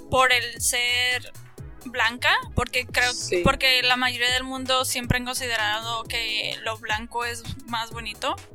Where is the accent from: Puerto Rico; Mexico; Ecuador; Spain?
Mexico; moved away